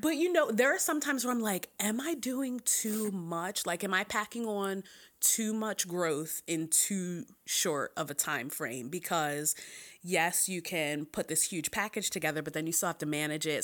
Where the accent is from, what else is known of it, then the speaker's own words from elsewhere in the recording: Philadelphia, Pennsylvania, United States; I am from Philly